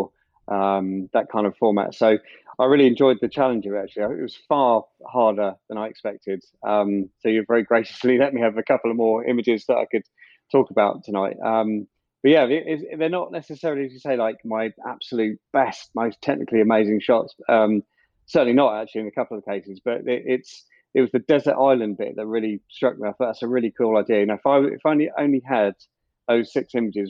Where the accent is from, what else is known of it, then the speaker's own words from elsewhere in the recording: Farnborough, South East England, United Kingdom; I'm born and bred in Farnborough